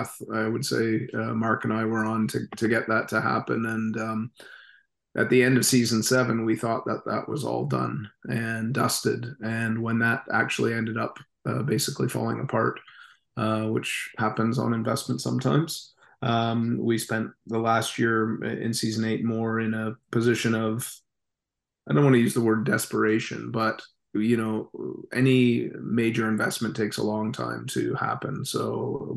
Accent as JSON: {"language": "English", "country": "Canada", "said": "as a Canadian"}